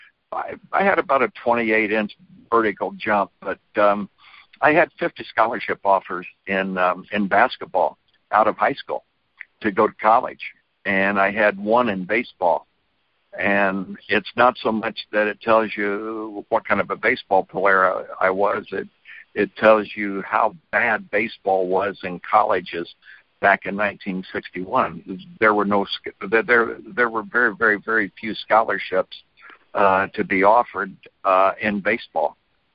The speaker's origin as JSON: {"language": "English", "town": "Terre Haute", "region": "Indiana", "country": "United States", "tie": "born or raised there", "said": "Well, Terre Haute was not the most cosmopolitan town. We were basketball first and other sports second."}